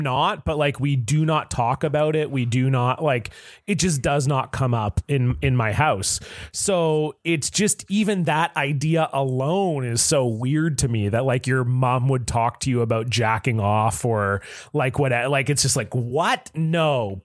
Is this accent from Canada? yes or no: yes; Southern Ontario, Canada; I grew up in Southern Ontario where hockey is king